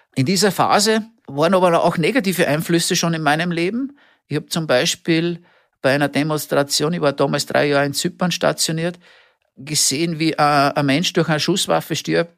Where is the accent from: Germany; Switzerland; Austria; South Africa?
Austria; Wir haben es so schön bei uns in Österreich